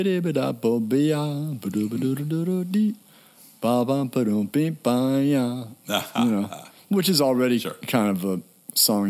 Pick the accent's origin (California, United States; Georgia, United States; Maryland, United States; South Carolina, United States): Maryland, United States; Annapolis; I grew up in Annapolis, Maryland.